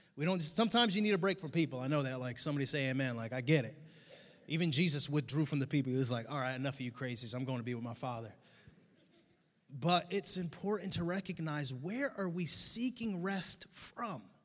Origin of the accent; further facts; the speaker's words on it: Connecticut, United States; now in Southwest Florida, United States; I grew up in Connecticut.